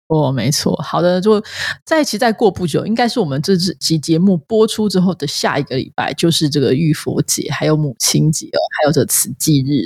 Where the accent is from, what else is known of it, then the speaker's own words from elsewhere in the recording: Changhua County, Taiwan; 我们彰化人都会喝地谷露